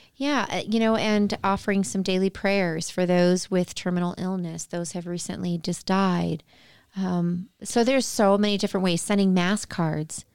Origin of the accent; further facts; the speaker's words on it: outside of Chicago, Illinois, United States; I grew up outside of Chicago